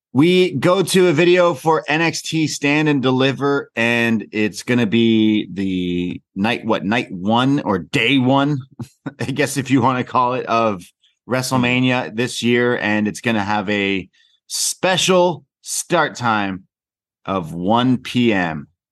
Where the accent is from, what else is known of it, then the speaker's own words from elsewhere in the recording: Canada; I'm just a Canadian lad